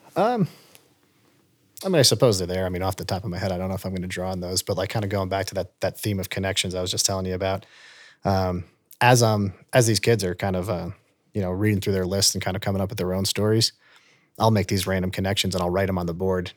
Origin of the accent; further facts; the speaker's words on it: Long Island, New York, United States; moved away as an adult; now in Vail, United States; I'm from, you know, the state of New York and Long Island